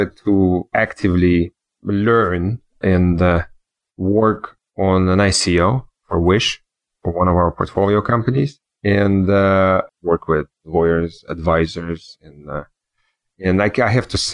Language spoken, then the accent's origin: English; Switzerland; also born or lived in New York / Germany / Russia / Israel; now in Miami, United States; I grew up in Switzerland and in New York, Switzerland.